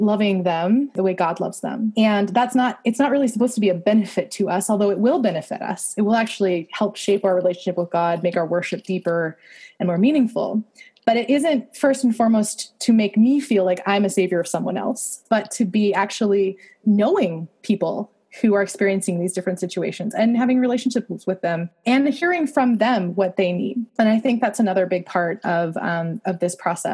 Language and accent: English; Canada; I love being Canadian